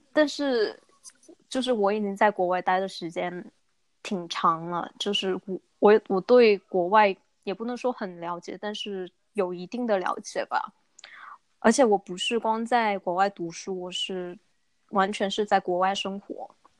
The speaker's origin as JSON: {"language": "Chinese", "town": "Chengdu", "region": "Sichuan", "country": "China", "said": "我是成都人"}